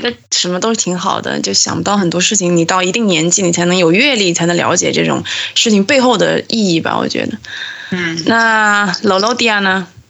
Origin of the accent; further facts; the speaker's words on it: southern China, China; 我们是南方人嘛，所以南方怎么说也是鱼米之乡